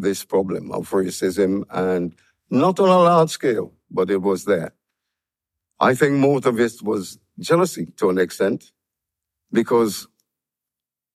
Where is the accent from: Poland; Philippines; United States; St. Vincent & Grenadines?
St. Vincent & Grenadines; now in United Kingdom; When I left my island, St. Vincent and the Grenadines, we were British. I came here as a British subject